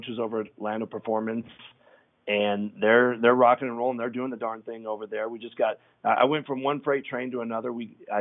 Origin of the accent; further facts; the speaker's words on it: Denver, Colorado, United States; I've been born and raised in Denver